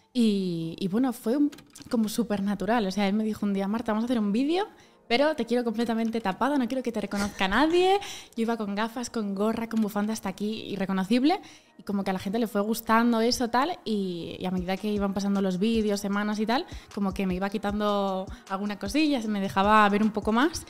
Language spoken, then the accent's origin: Spanish; Community of Madrid, Spain; somos de Madrid, de las afueras, perdón, de Madrid